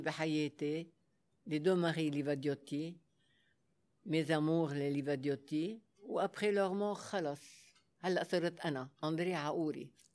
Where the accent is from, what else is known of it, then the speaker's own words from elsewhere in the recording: Lebanon; Arabic is a second language; also born or lived in Africa; انا اول لبنانيه يلا فتحت الباب للعرض الازياء